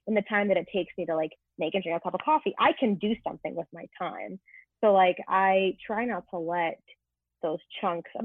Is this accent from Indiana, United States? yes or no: no; Santa Clarita, California, United States; Santa Clarita, is a really weird little place, 40 minutes north of Los Angeles.